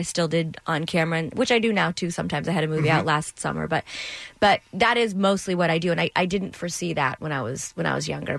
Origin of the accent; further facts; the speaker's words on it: Toronto, Ontario, Canada; I grew up in Toronto